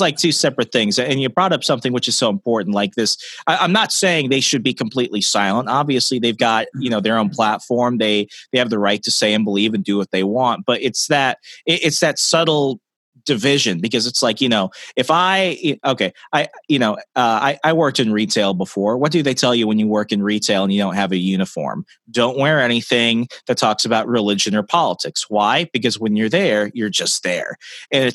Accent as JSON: {"language": "English", "region": "Arizona", "country": "United States", "moved": "yes", "said": "I'm originally from Arizona"}